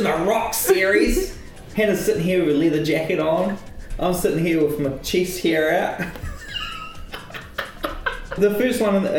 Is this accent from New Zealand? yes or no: yes; New Zealand; The Boil Up Podcast, it celebrates all the things that make us special for being Kiwi, our land, our people, our culture